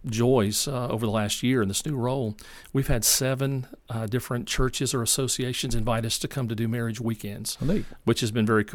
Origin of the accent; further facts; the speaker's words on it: Memphis, Tennessee, United States; So I'm a Memphis guy, born and raised in Memphis. We continue to live there. We live in the city of Bartlett.